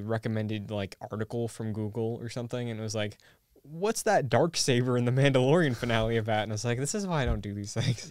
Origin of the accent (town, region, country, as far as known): Massachusetts, United States; born or raised there